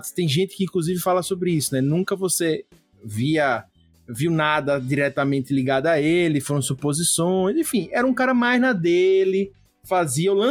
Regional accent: Northeast Region, Brazil; Eu sou nordestina, nós somos nordestinos

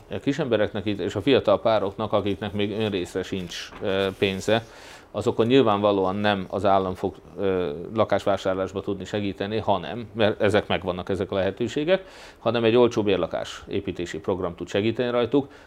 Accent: Hungary; de én annyira magyar vagyok

